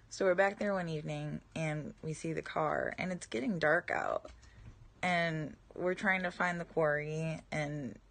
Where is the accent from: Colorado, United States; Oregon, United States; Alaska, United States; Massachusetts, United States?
Massachusetts, United States; I grew up in Massachusetts